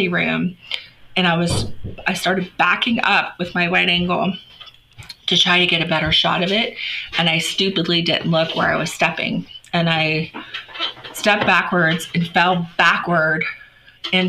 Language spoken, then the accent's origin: English; Florida, United States; moved away; I'm from Florida originally.